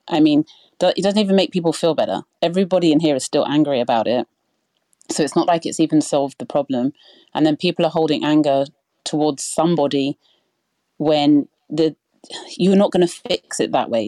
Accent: United Kingdom; I'm not American, I'm British.

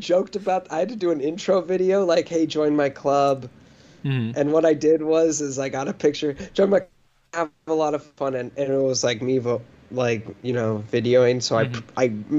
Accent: Ohio, United States; But that's not the one who reminded me from I'm from Ohio.

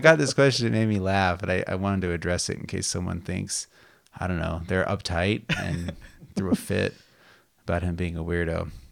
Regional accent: Las Vegas, Nevada, United States; now in California, United States; growing up in Las Vegas

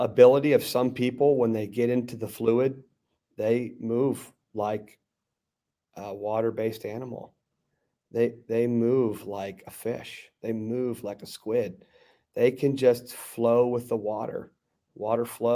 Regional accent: Garden City, United States; in the community that I grew up in, outside of Monrovia, a place called Garden City

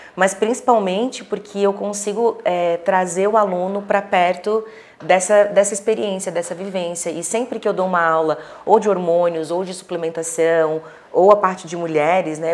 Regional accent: Florianópolis, Santa Catarina, Brazil; now in Balneário Camboriú, Brazil; eu sou natural de Florianópolis, mas moro em Balneário Camboriú

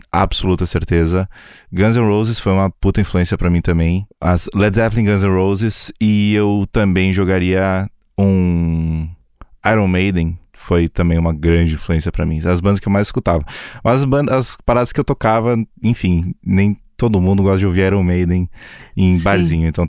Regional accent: Erechim, Rio Grande do Sul, Brazil; now in São Paulo, Brazil; Eu sou do interior, do interior, do interior, do interior, do interior do Rio Grande do Sul, numa cidade chamada Erechim, mas eu moro em São Paulo hoje.

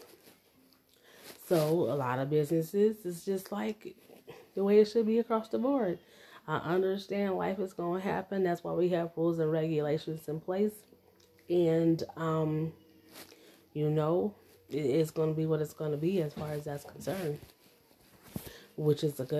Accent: United States; born there; But I was born in the United States.

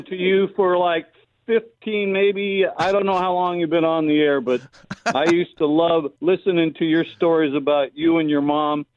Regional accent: Los Angeles, California, United States; The San Fernando Valley. I'm a Valley boy

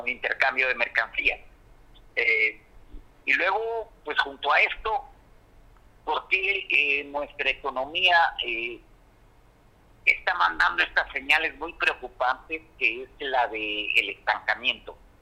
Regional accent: Mexico

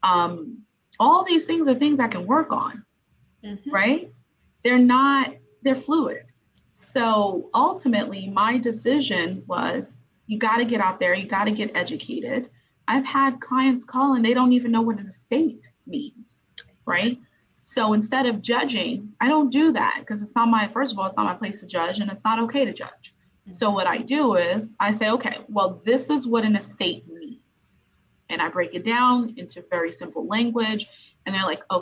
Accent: New York City, New York, United States; I'm from Brooklyn, New York

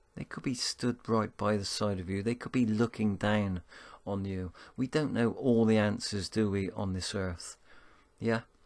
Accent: Bristol, South West England, United Kingdom; accent: Bristolian; my Bristolian accent

